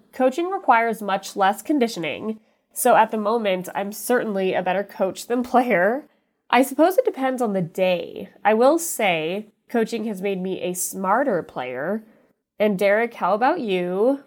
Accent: Utah, United States; born or raised there; also born or lived in Los Angeles, California

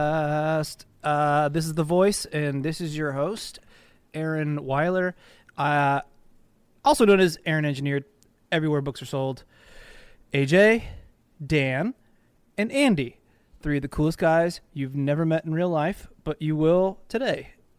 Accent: Australia; Secondly, though, as an Australian, like you're in a completely different like mindset, right?

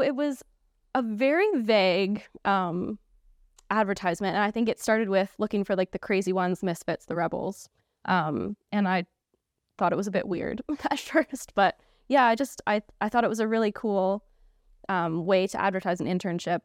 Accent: Canada; moved away as an adult; now in United Kingdom; if you couldn't tell from my accent, I'm from Canada

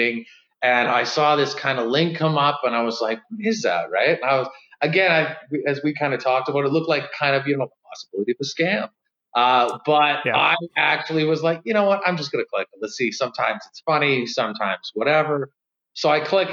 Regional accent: Vancouver Island, British Columbia, Canada; now in Calgary, Canada; I'm from Vancouver Island, Canada.

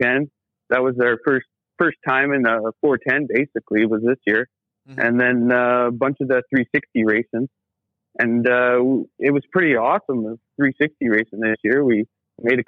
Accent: Coquitlam, British Columbia, Canada; moved away as an adult; also born or lived in Maple Ridge area (Wanick), British Columbia; we're from Coquitlam originally and moved out.

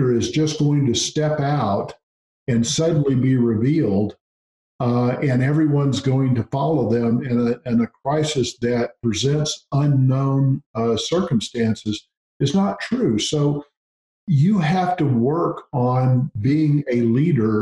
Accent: Gulf Coast, United States; I grew up on the Gulf Coast.

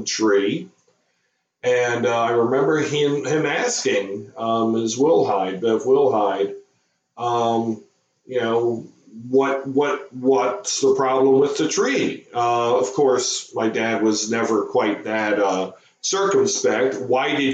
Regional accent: Howard County, Maryland, United States; growing up in Howard County, Maryland in the 70s, it was a little bit different than it is now. You didn't have, maybe only about a third of the people lived here.

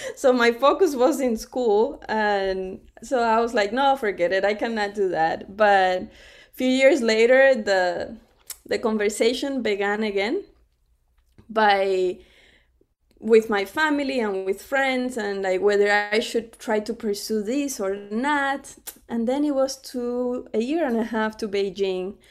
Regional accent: Cuba; now in United States; I was born in Cuba too, right in front of the water.

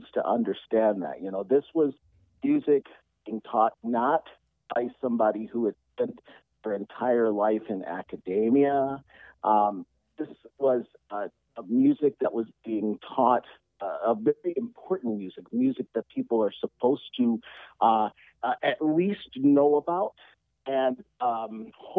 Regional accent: Detroit, Michigan, United States; I'm from Detroit

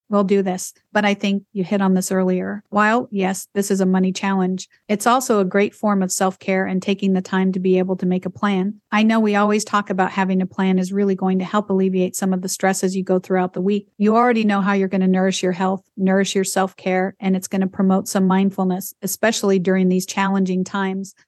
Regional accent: Idaho, United States; I grew up in Idaho

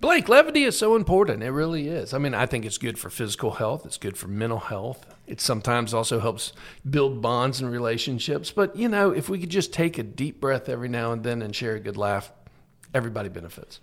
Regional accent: Tallahassee, Florida, United States; also born or lived in Miami; I'm from Tallahassee. I was raised in Tallahassee, but I'm actually born in Miami

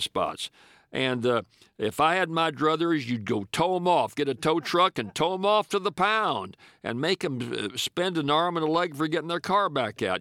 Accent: Louisiana, United States; my home state of Louisiana

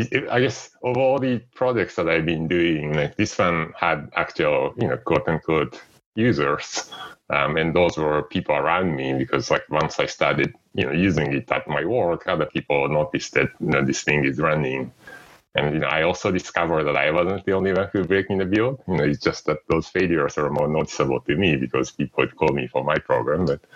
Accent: Japan; English is a second language; So, I came from Japan, and I was used to seeing people working really late hours.

